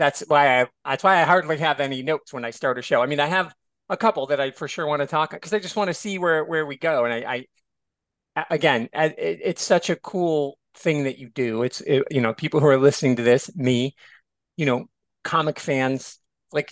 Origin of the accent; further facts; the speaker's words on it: Michigan, United States; I grew up in Michigan